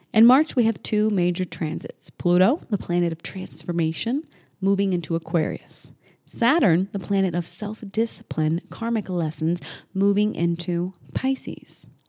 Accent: New Hampshire, United States; moved away as an adult; also born or lived in Las Vegas, Nevada; I grew up in New England, New Hampshire

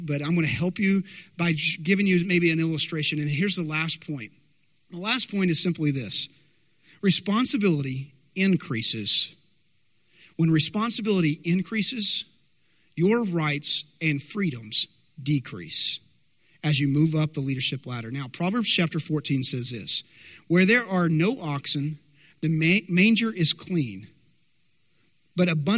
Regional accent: Dumas, Texas, United States; I remember growing up in Dumas. Now, Dumas, Texas, it's north of Amarillo, Texas Panhandle

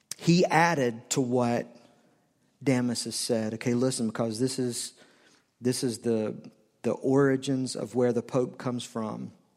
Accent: the South, United States; I grew up in the South. not the dirty South, but the South

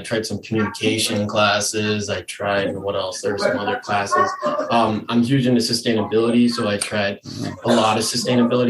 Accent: Elk River, Minnesota, United States; moved away as an adult; now in Lamoni, United States; I'm originally from Elk River, Minnesota

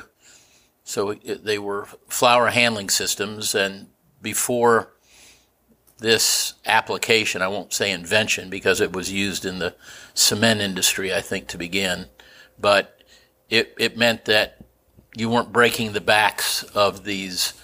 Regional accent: Kansas City, Missouri, United States; also born or lived in Chicago; We grew up in Brookside with a pocket park in the middle of our block

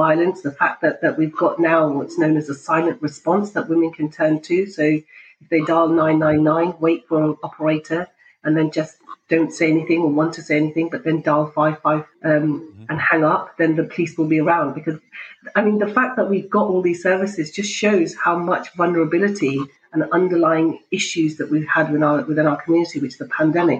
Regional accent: Pakistan; because I'm Pakistani, and so it has to be Punjabi tea.

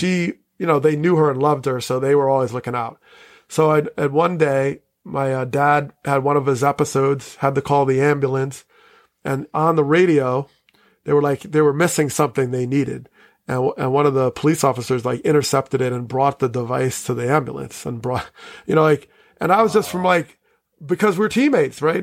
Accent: Teaneck, New Jersey, United States; I grew up in Teaneck

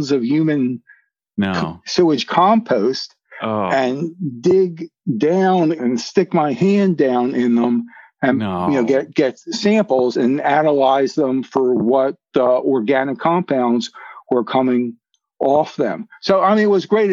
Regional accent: Philadelphia, Pennsylvania, United States; moved away; also born or lived in Maryland; I'm from Philadelphia. Yeah. I'm a city guy

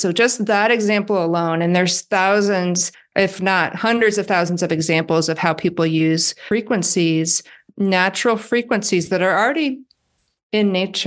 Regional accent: Iowa, United States; I'm from Iowa

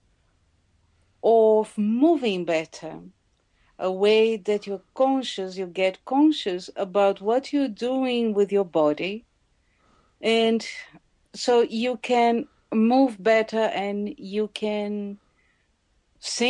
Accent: Brazil; moved away; I come from Brazil

